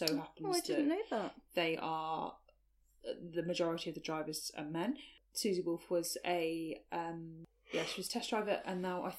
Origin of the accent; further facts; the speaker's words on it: the South Coast, South East England, United Kingdom; I grew up on the South Coast, where sailing was quite a big thing.